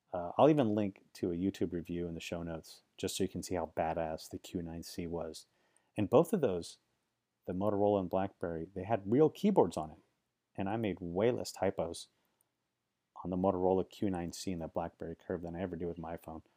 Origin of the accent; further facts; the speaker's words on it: Silicon Valley, California, United States; I grew up in Silicon Valley